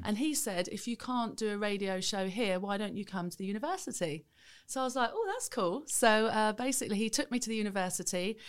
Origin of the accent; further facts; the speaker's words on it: Welwyn Garden City, East of England, United Kingdom; in a small town in Hertfordshire, Welling Garden City